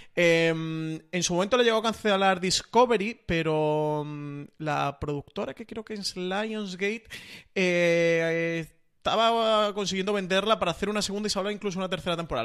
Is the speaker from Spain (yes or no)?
yes; Spain; para nosotros mm, como, españoles